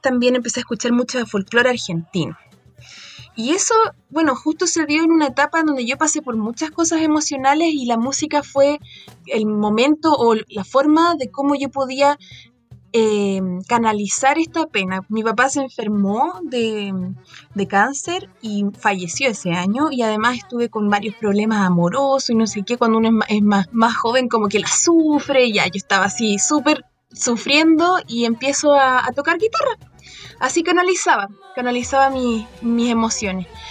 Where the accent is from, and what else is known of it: Chile